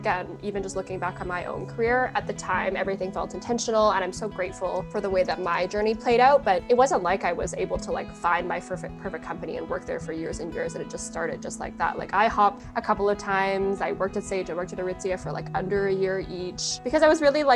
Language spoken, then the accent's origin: English; North Vancouver, British Columbia, Canada; I grew up in BC. I grew up in Vancouver, actually outside of the city. I grew up in North